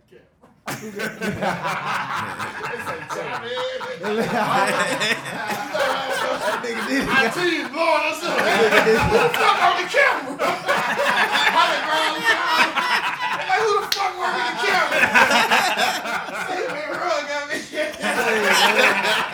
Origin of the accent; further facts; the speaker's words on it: Houston, Texas, United States; I'm from Fifth Ward